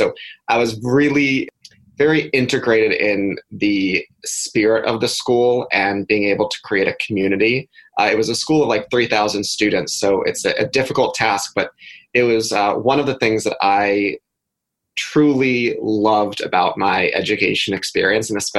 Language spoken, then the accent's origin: English; Thousand Oaks, California, United States; So I grew up in Thousand Oaks, California, which is outside of Los Angeles